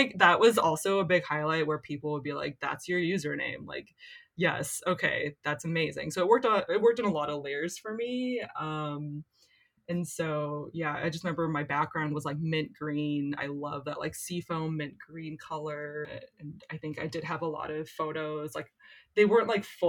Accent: Lawrence, Kansas, United States; In 2003, I was in high school in a place called Lawrence, Kansas

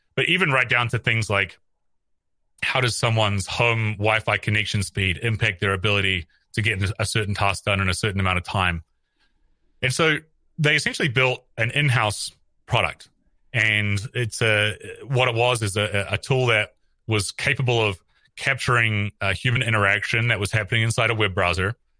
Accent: New Zealand; moved away as an adult; also born or lived in San Francisco, United States; I'm from New Zealand originally. I came to Silicon Valley in two thousand eleven

